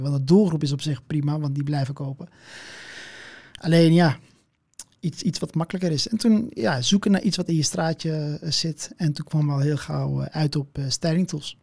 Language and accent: Dutch; Amsterdam, North Holland, Netherlands; Amsterdam. En ehm, ja, ja, Marokkaanse afkomst